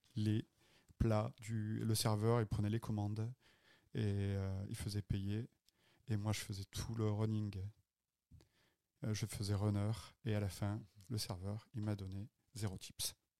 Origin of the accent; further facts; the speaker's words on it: Avignon, Provence-Alpes-Côte d'Azur, France; moved away as an adult; also born or lived in Marseille / Cannes / Nice; now in Montreal, Canada; Avignonais, en fait. Je dis Marseillais parce que c'est plus facile de dire je suis né à Avignon. Mais j'ai vécu une partie de ma vie à Marseille. J'ai fait mes études à Marseille.